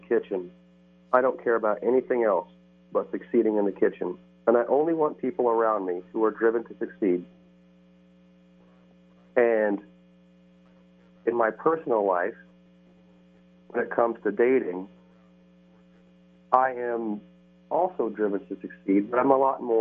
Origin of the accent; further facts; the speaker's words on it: Midwest, United States; now in California, United States; I grew up in the Midwest, and I've lived out here in California for some time now